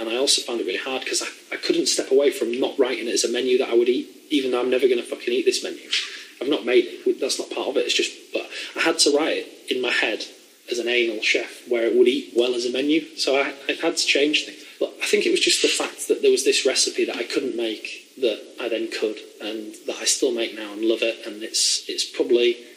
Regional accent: the north of England, United Kingdom; moved away; I was from the north

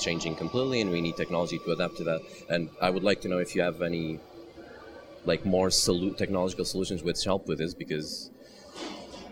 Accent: Portugal; I'm from Portugal

